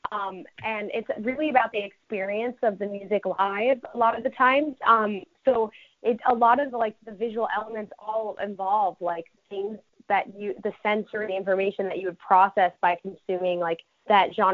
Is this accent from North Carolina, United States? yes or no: no; Connecticut, United States; because I grew up in Connecticut, like I grew up on the border of Connecticut and New York, like by Brewster, New York.